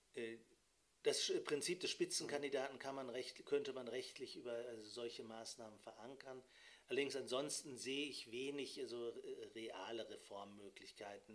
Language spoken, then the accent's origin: German; Germany; die auch wir als Deutsche haben